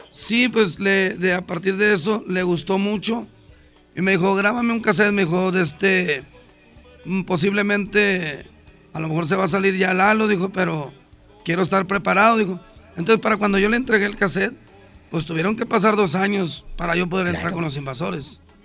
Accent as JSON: {"language": "Spanish", "town": "Ciudad Obregón", "region": "Sonora", "country": "Mexico", "tie": "born or raised there", "moved": "yes", "lives_now": "Monterrey, Mexico", "said": "yo nací en Ciudad Obregón, Sonora"}